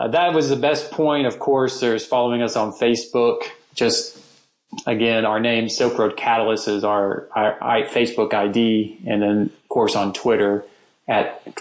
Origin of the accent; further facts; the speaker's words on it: United States; being an American, one skill we all have is we speak English.